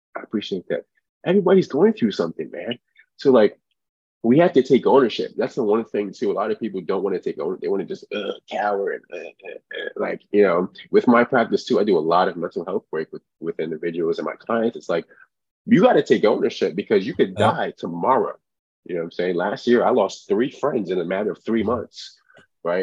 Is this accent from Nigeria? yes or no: yes; Nigeria; moved away; I was born in Nigeria